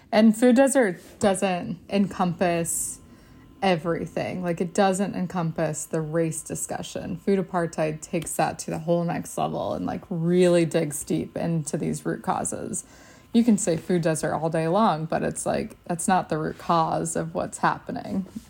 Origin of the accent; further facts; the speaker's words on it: Texas, United States; I grew up in Texas